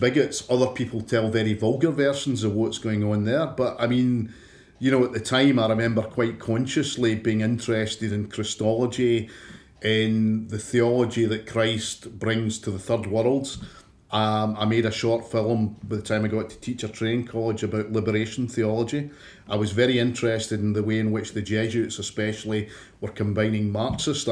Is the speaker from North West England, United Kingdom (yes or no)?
no; Clydebank, Scotland, United Kingdom; when you and I were growing up in Clydebank